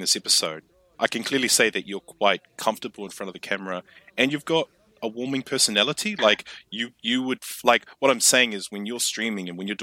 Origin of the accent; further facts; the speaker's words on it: New Zealand; I'm from New Zealand